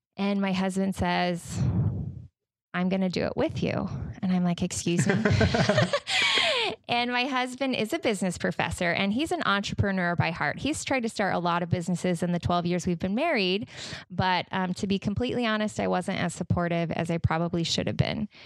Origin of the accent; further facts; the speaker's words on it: Utah, United States; now in Michigan, United States; I am originally from Utah.